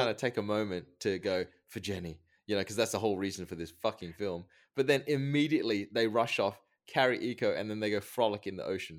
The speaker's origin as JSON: {"language": "English", "country": "Thailand", "tie": "born or raised there", "said": "I was born there. I was born in Thailand."}